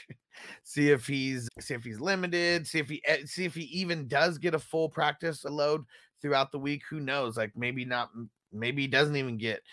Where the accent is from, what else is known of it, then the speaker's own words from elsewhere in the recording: San Diego, California, United States; I'm from San Diego